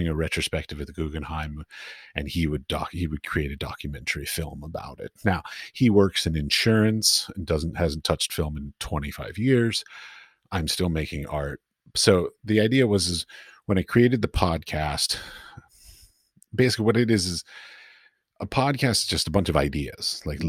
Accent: Washington, District of Columbia, United States; For me, I grew up in Washington, D.C., so yeah.

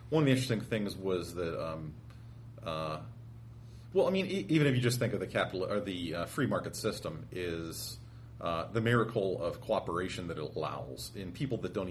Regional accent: Pittsburgh, Pennsylvania, United States; I grew up in Pittsburgh

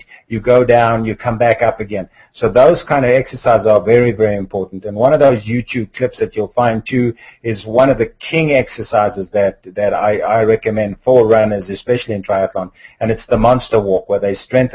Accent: South Africa; moved away; I come from South Africa originally

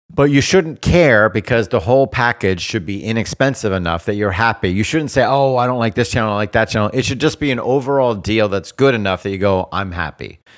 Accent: South Florida, United States; I grew up in South Florida with the Keys

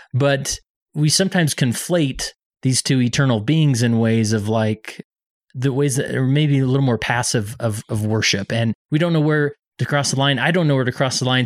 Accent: West Valley City, Utah, United States; moved away; Today I'm in West Valley City, my hometown

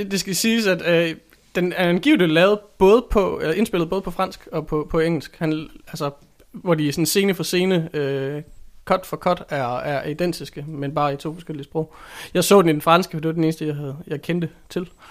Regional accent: Randers, Central Denmark Region, Denmark; Jeg er ikke opvokset i Skive. Jeg er opvokset i Randers

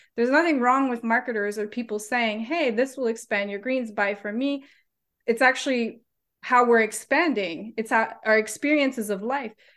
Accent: Canada; moved away as an adult; now in New Zealand; I'm Canadian

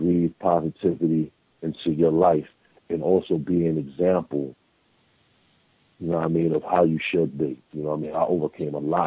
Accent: New York City, New York, United States; I'm from Staten Island

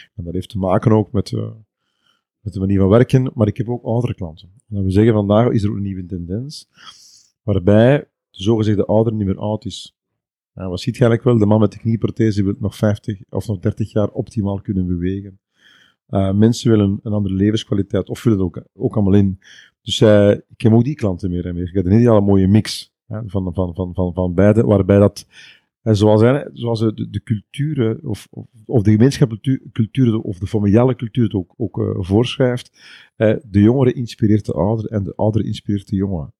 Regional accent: East Flanders, Belgium; Ik ben uh, Bekenaar, ja, dat is de provincie Oost-Vlaanderen

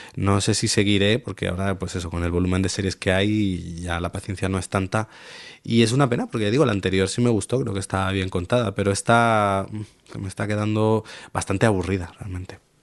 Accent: Spain; mí como espectador español

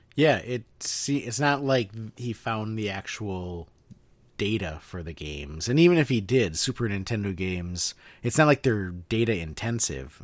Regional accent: Midwest, United States; born or raised there

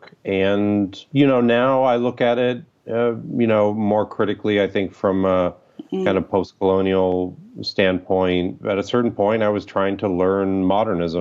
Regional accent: Toledo, Ohio, United States; also born or lived in Quito, Ecuador; now in Chicago, United States; When I was six, I moved from Quito, Ecuador to Toledo, Ohio

